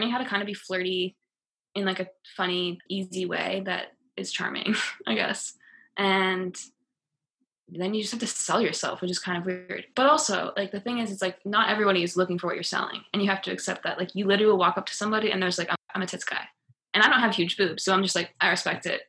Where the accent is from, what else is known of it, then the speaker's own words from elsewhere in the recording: East Coast, United States; moved away as an adult; also born or lived in Los Angeles; I'm from the East Coast